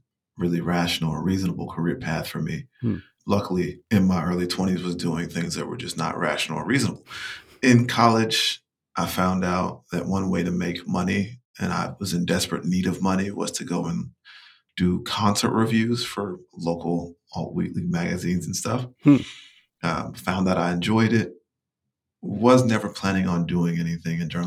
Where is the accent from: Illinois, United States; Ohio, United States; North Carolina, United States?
North Carolina, United States; rural Eastern; moved away; I'm from Eastern North Carolina, from rural Eastern North Carolina